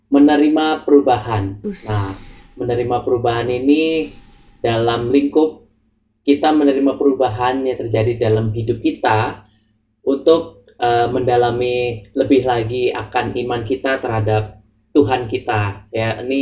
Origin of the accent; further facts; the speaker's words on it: Java, Indonesia; aku juga orang Jawa sih tapi mungkin aku kurang mendalami ya